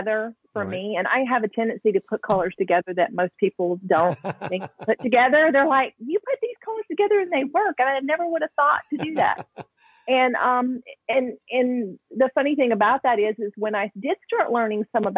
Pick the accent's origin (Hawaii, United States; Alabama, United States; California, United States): Alabama, United States; growing up in Alabama, you don't, at least where I grew up, because I was in a small town